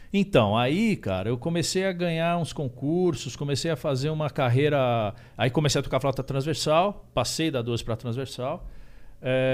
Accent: Indaiatuba, São Paulo, Brazil; lá em Indaiatuba, que eu sou de Indaiatuba

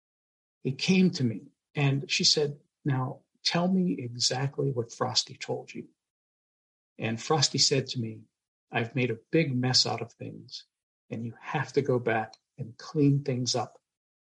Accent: Pittsburgh, Pennsylvania, United States; moved away; I'm originally from Pittsburgh, Pennsylvania

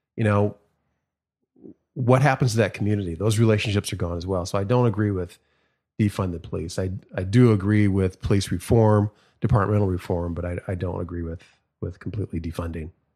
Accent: Minneapolis, Minnesota, United States; growing up in Minneapolis, not too far from where George Floyd was murdered

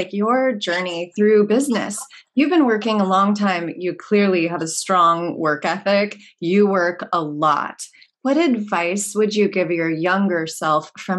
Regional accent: Los Angeles, California, United States; I grew up in Pacific Palisades, which is like the suburb of LA. Back when it was still a mom and pop community and I had horses.

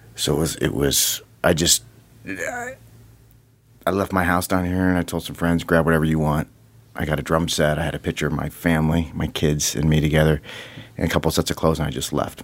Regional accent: South Bend, Indiana, United States; moved away as an adult; I moved, uh, to the South Bend area when I was ten

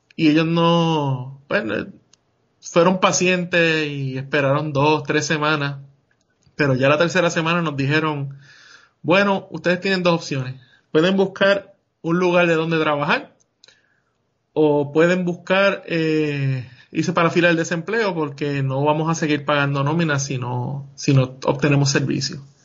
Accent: Puerto Rico; moved away as an adult; yo venía de Puerto Rico, que yo sí era un ciudadano americano

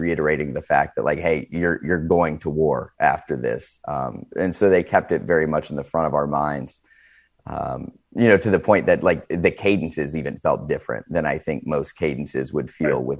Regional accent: Northeast Ohio, United States; I come from Northeast Ohio, kind of the Rust Belt area, where you saw a lot of factory jobs leaving

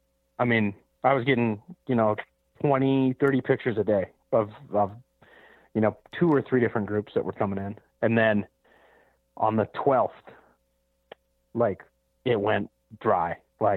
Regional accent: Montana, United States; No, so I'll be hunting my home state of Montana.

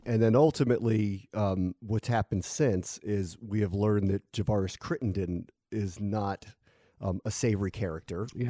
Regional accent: Silver Spring, Maryland, United States; now in Connecticut, United States; I call myself a DC native. I'm from Silver Spring

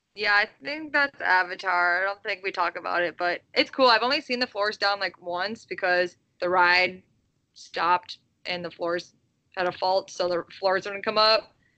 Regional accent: Midwest, United States; I'm from the Midwest

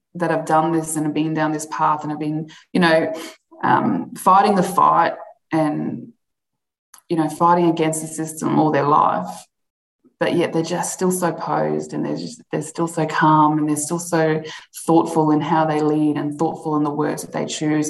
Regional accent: Alice Springs, Northern Territory, Australia; growing up in Alice Springs

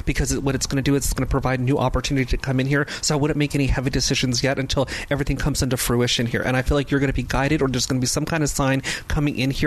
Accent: Los Angeles, California, United States; I'm born and raised in Los Angeles here

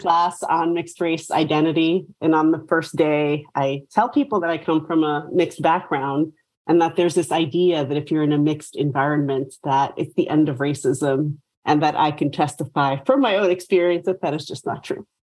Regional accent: New York City, New York, United States; moved away; I'm from New York. So I grew up in New York City

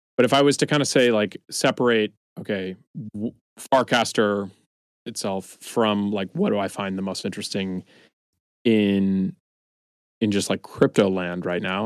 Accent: East Coast, United States; moved away as an adult; now in San Francisco, United States; I'm originally from the East Coast, moved out to San Francisco in 2013

